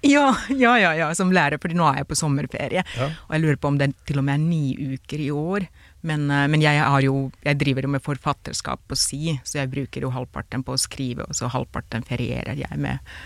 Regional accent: Finland; Norwegian is a second language; now in Norway

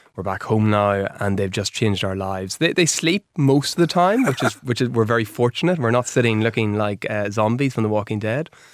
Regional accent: Warrenpoint, Northern Ireland, United Kingdom; also born or lived in Belfast; I grew up in Warren Point, up in County Dublin

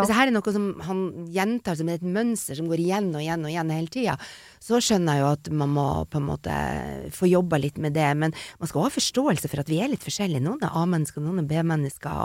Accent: Northern Norway, Norway; er nordlending

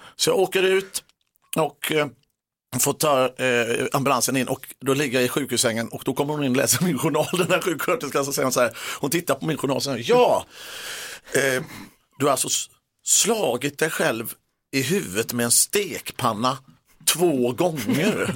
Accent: Gothenburg, Västra Götaland, Sweden; Jag är från Göteborg

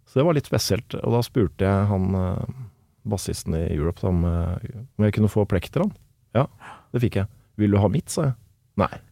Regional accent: Kolbotn, Akershus, Norway; oppvokst eh, Jeg er fra Kolbotn

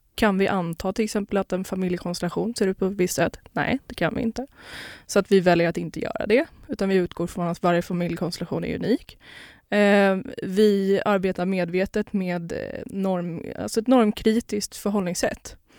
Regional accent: Lidingö, Stockholm County, Sweden; also born or lived in Poland / Skåne; Jag är uppväxt på Lidingö

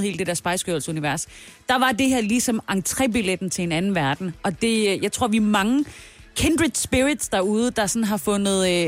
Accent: South Jutland, Southern Denmark, Denmark; jeg er jo fra Sønderjylland

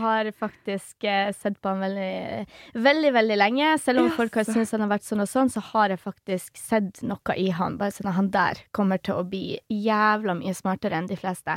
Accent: Poland; Norwegian is a second language; now in Norway; Jeg som polakk

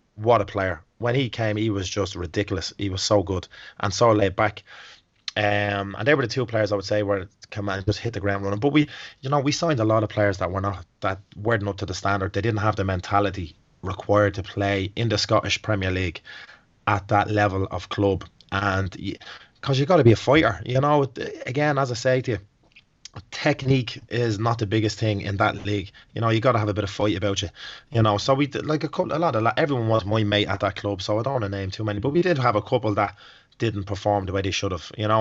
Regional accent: Dublin, Leinster, Ireland; moved away; I'm actually from Dublin

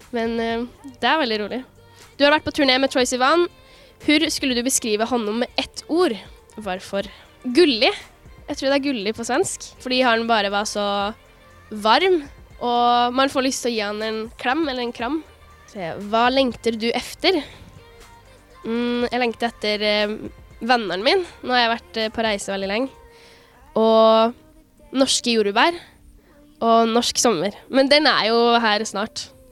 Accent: Norway; Jeg kommer fra Norge

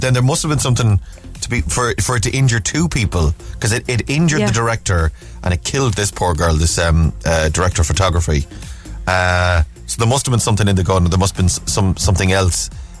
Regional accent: Cork, Munster, Ireland; I'm from Cork, so I love

